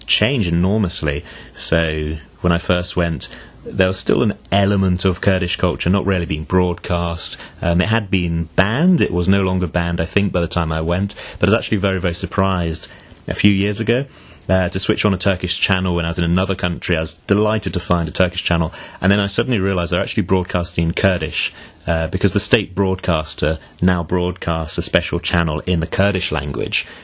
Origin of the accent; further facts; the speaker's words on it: United Kingdom; I'm British through and through